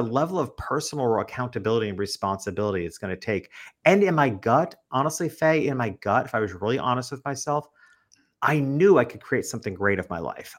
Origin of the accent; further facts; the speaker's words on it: New York, United States; moved away as an adult; also born or lived in Connecticut; now in Florida, United States; And I'm from New York